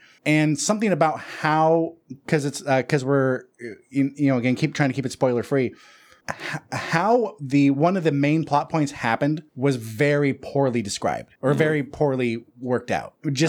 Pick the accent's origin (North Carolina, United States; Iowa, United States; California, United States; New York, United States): California, United States; Watsonville / Santa Cruz area; that was recorded in my hometown.